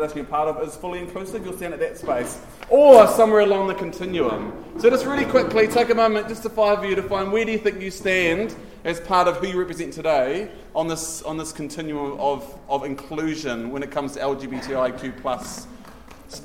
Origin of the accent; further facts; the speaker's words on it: Taranaki, New Zealand; I'm from Taranaki.